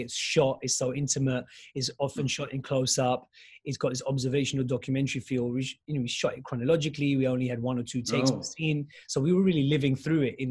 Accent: United Kingdom; as a British Pakistani Muslim

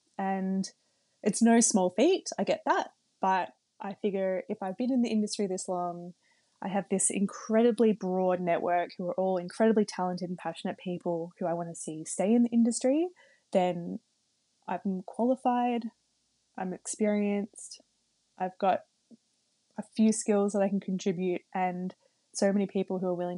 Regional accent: Melbourne, Victoria, Australia; I'm from Melbourne and I haven't seen my parents since January.

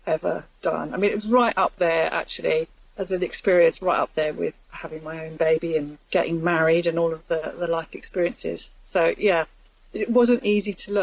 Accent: London, United Kingdom; moved away; I grew up in Islington and I love it, although I don't live there anymore

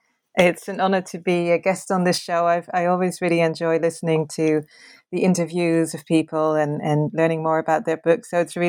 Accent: Netherlands; English is a second language; I am originally from the Netherlands.

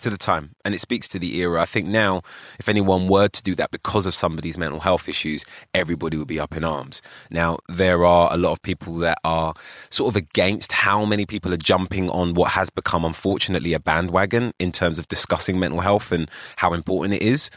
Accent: London, United Kingdom; also born or lived in Ghana (ancestry); I was born on Tottenham Court Road. Literally, right? And I grew up in Holloway in North London

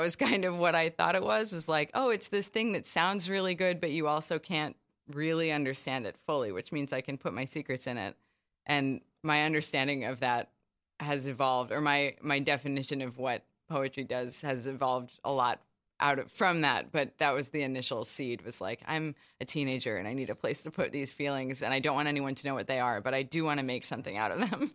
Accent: Charlottesville, Virginia, United States; moved away as an adult; also born or lived in New Haven, Connecticut / New York; I'm from Charlottesville, Virginia, and, um, did all my schooling there

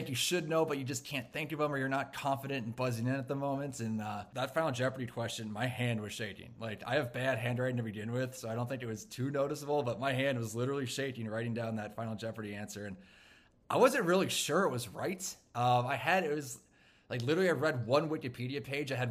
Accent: Minneapolis, Minnesota, United States; I'm a meteorologist from Minneapolis, Minnesota.

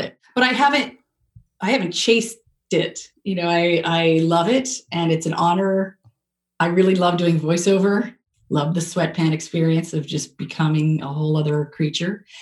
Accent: Canada; now in United States; I'm so Canadian. So when moving to America

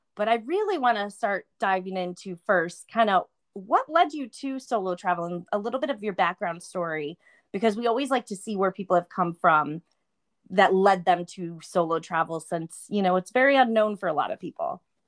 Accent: Buffalo, New York, United States; moved away; I'm from Buffalo, New York originally

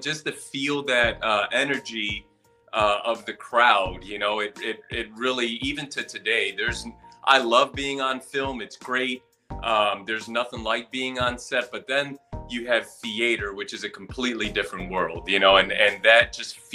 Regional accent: Puerto Rico; now in Chicago, United States; I'm a Puerto Rican, Chicago-based actor, writer, as well as a director

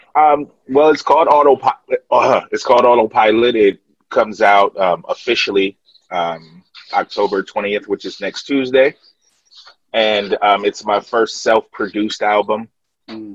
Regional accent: Columbus, Ohio, United States; we represent Columbus, Ohio

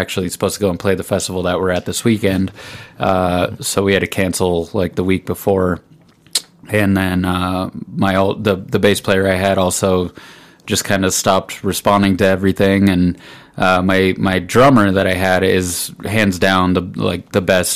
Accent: Pueblo, Colorado, United States; I'm from Pueblo.

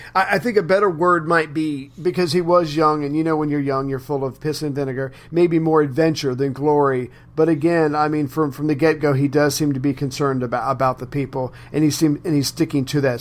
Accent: United States; as an American, as a good, loyal American

